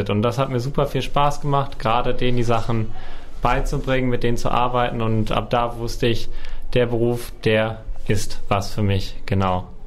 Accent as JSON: {"language": "German", "town": "Hagen", "region": "North Rhine-Westphalia", "country": "Germany", "said": "Ich komme auch aus Hagen, wie wir gerade schon gehört haben."}